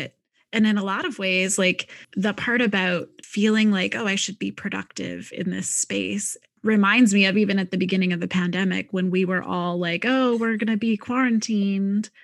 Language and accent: English; Midwest, United States; moved away; I'm a Midwesterner originally